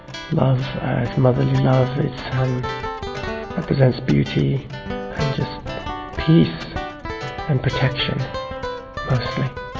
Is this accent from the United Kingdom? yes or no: yes; England, United Kingdom; I'm from England.